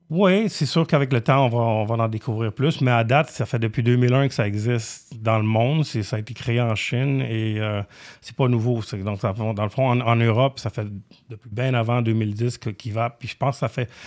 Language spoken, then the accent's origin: French; Romania; now in Canada; mon nom de famille roumain. Je suis né en Roumanie.